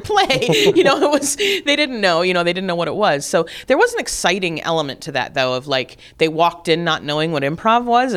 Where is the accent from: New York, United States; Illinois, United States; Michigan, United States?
Michigan, United States; Flint; also born or lived in Detroit, Michigan; I was born in Detroit. Yeah, mm-hmm. I grew up an hour north of Detroit, outside of Flint